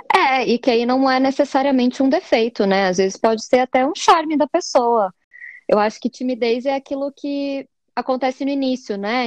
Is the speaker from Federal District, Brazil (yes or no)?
no; Curitiba, Paraná, Brazil; sou curitibana